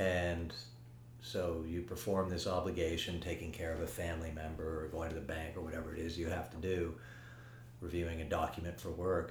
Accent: Paris, Île-de-France, France; when I was really younger, growing up in Paris.

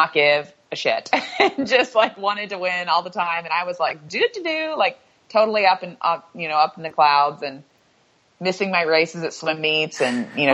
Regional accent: Louisville, Kentucky, United States; moved away as an adult; I grew up in Louisville, Kentucky, and my mom is from Northern California. My dad's from Kentucky

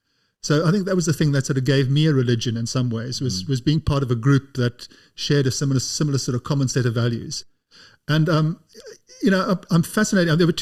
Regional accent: South Africa; I grew up in South Africa.

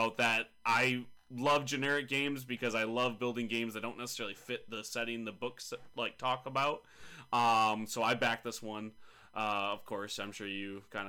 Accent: United States; as an American

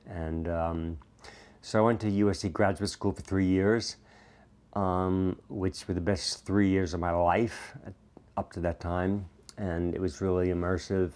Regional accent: New York, United States; moved away as an adult; growing up in New York

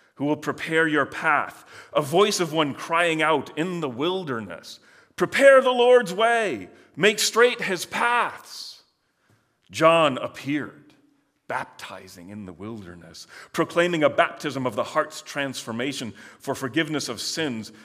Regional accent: Michigan, United States; I grew up in Michigan

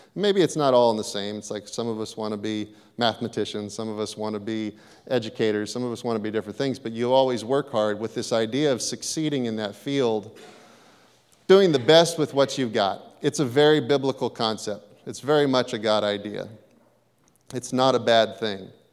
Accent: Hayward, California, United States; I grew up in Hayward. I grew up in a tough part of Hayward

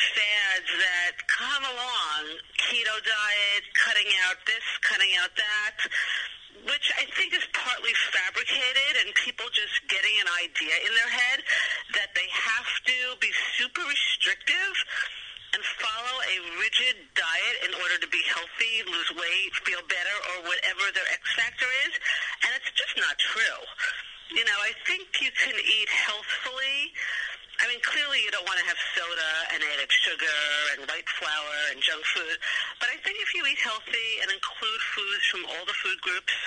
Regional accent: New York City, New York, United States; I am from New York

